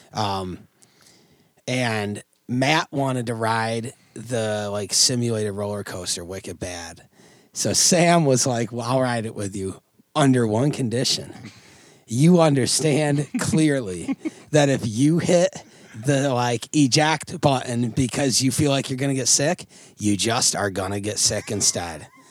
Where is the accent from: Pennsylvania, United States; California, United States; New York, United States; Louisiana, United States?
New York, United States; Oswego; growing up in Oswego